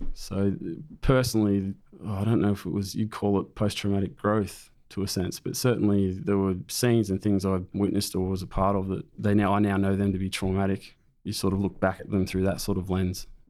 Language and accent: English; Raymond Terrace, New South Wales, Australia; also born or lived in Camperdown, Sydney; Moved to Raymond Terrace shortly after that. My father discharged from the Air Force out at Williamstown, and we settled in Raymond Terrace, which is a town nearby, and I grew up there